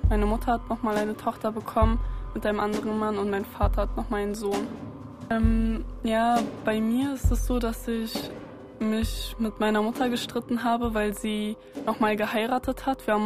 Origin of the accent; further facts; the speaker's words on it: Berlin, Germany; Also weder ganz türkisch noch ganz deutsch, ich bin beides nicht. Und ja, ich bin eine Berlinerin.